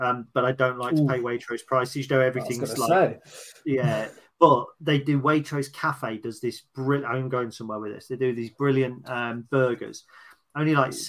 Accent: United Kingdom; British. Yeah. We're British.

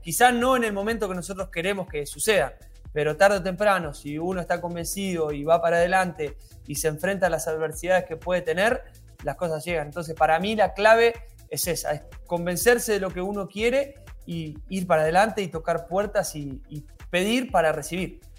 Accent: Argentina; siendo argentino

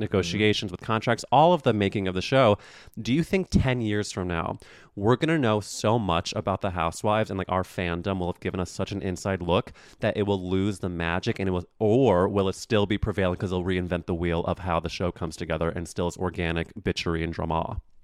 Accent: St. Louis, Missouri, United States; now in New York City, United States; I'm from Saint Louis, Missouri

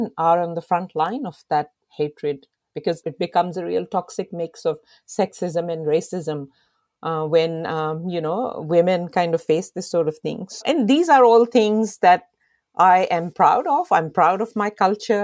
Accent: Pakistan; moved away as an adult; now in Australia; when I was growing up in Pakistan

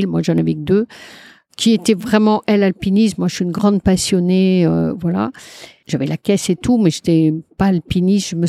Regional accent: Brittany, France; Mais euh, je suis bretonne, j'aime bien, voilà.

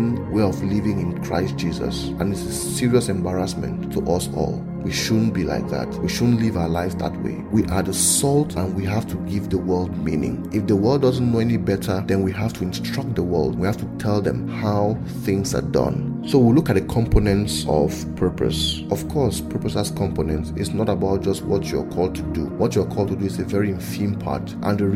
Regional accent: Cameroon; I'm in Cameroon. I was born in Cameroon, so I'm from Cameroon.

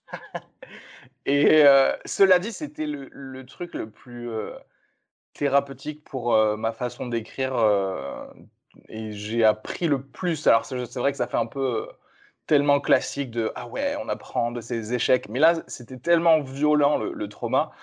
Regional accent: Toulouse, Occitania, France; je viens de Toulouse

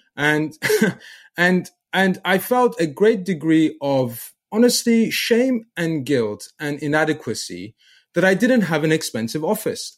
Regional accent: England, United Kingdom; from England

